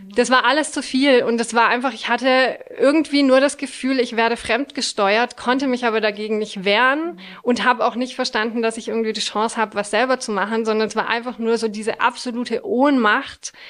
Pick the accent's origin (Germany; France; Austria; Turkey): France; moved away; Ich bin in Frankreich aufgewachsen und zur Grundschule gegangen